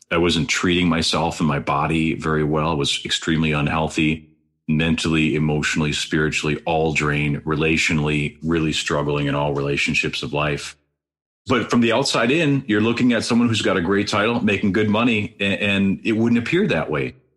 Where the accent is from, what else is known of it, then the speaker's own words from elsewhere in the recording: Wisconsin, United States; also born or lived in Green Bay, Wisconsin; Green Bay, where I grew up, that was just an hour, 15 minute drive straight north from my hometown